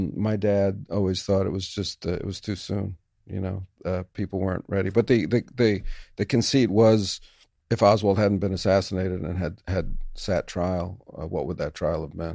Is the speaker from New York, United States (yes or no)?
yes; New York City, New York, United States; a kid growing up in New York City